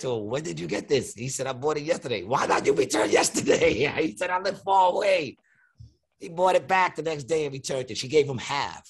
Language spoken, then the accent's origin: English; New York City, New York, United States; I said I was raised Greek, and they deemed it racist because I said I was born in Astoria. My mother raised me Greek.